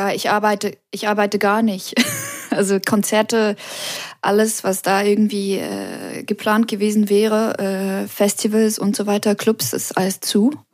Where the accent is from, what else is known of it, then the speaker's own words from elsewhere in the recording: Switzerland; now in Paris, France; an meiner Heimat, ich vermisse die Natur am meisten